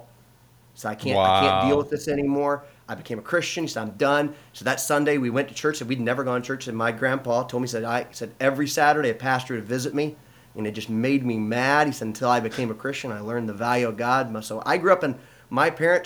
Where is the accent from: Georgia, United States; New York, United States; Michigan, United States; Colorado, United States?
Michigan, United States; Lansing; we grew up here in Lansing